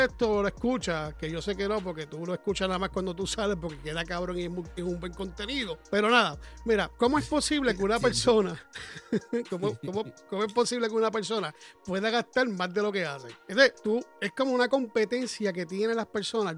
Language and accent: Spanish; Puerto Rico; now in United States; soy puertorriqueño